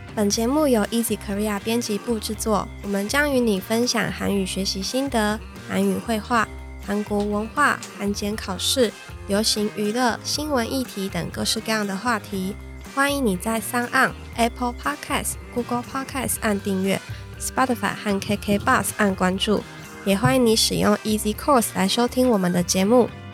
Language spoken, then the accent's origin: Chinese; Taiwan; 我们台湾人